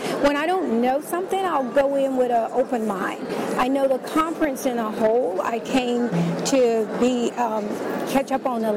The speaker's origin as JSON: {"language": "English", "town": "Richmond", "region": "Virginia", "country": "United States", "said": "I'm from Richmond, Virginia."}